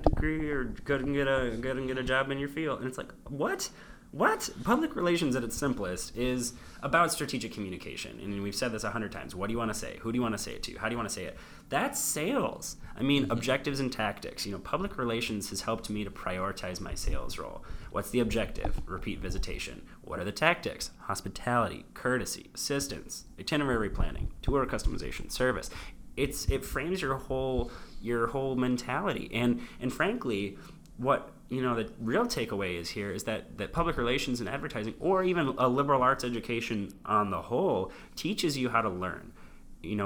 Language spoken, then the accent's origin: English; Ann Arbor, Michigan, United States; I'm from Ann Arbor